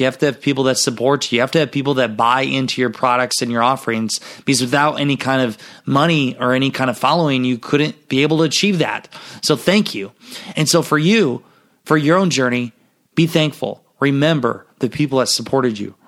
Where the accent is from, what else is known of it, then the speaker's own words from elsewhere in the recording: Garnavillo, Iowa, United States; my hometown, Garnerville, Iowa